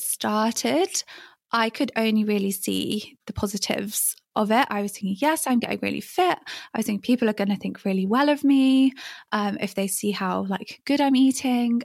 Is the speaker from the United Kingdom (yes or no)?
yes; England, United Kingdom; moved away as an adult; growing up in England when I did